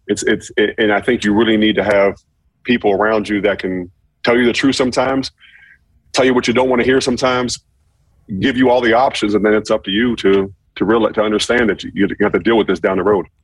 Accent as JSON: {"language": "English", "town": "Pittsburgh", "region": "Pennsylvania", "country": "United States", "tie": "born or raised there", "said": "growing up in Pittsburgh"}